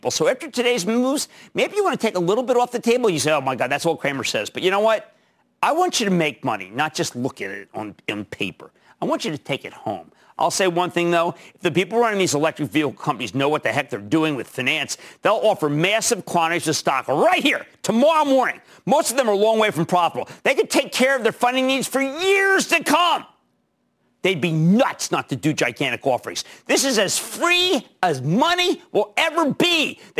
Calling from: Irvine, California, United States; I'm a dermatologist from Irvine, California.

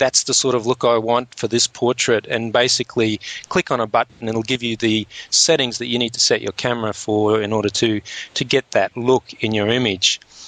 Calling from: Australia; And just remember, because I'm speaking from Australia, I'm actually speaking upside down at the moment.

